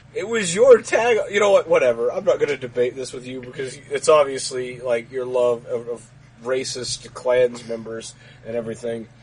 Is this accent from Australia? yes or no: no; Texas, United States; this is the only place I've ever lived. It's in Texas